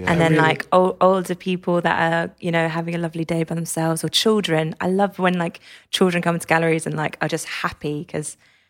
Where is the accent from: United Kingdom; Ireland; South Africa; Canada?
United Kingdom; Cambridge, East of England; I grew up in Cambridge.